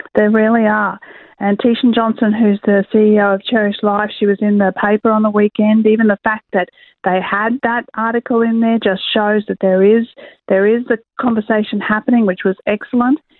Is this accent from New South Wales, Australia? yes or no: no; Queensland, Australia; I am a Queenslander myself